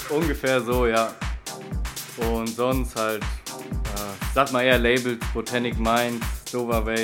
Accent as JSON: {"language": "German", "town": "Freigericht", "region": "Hesse", "country": "Germany", "said": "bin 22 und ja, ich komme aus Freigericht hier in der Nähe."}